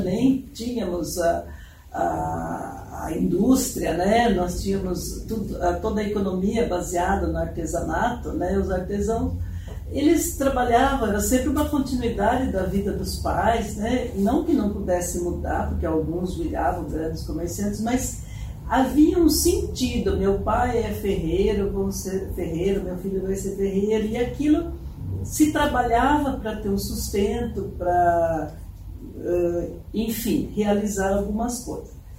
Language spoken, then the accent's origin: Portuguese; São Paulo, Brazil; moved away as an adult; now in Curitiba, Brazil; Eu sou paulista, né? Uhum. Então, sou do, do interior